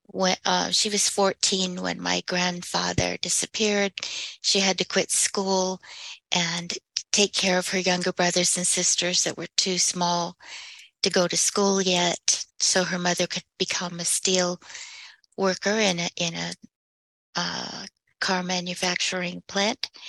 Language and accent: English; California, United States; born there; I was born in California because my father, who's a full blood Apache, was in the army and he happened to be stationed there.